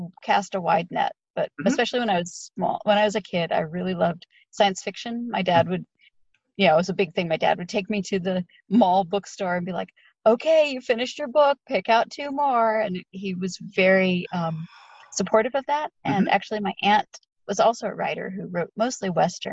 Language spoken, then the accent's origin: English; Sarasota, Florida, United States; Sarasota, Florida